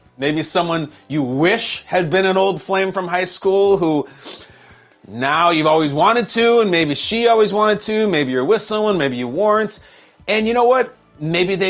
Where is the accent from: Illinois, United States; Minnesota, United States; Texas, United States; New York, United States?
Illinois, United States; Lincolnshire; a place in Lincolnshire, Illinois, where I went to high school